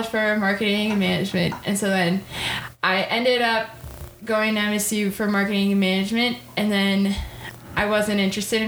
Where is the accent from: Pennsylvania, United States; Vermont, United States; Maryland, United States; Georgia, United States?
Vermont, United States; Woodstock; my hometown in Woodstock